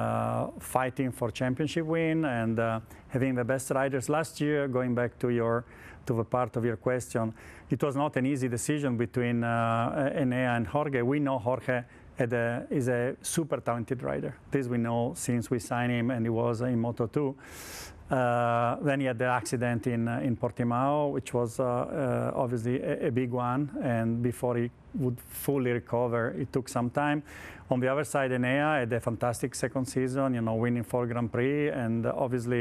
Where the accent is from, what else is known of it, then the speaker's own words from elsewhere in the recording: Turin, Piedmont, Italy; English is a second language; I'm from Torino